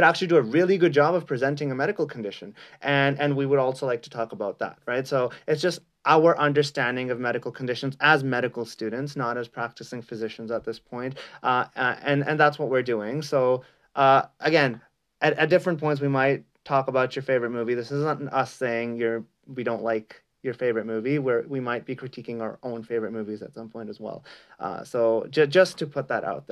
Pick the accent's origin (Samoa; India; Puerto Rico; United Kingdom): India; now in Canada; I actually grew up in India for a long time and then moved to Canada.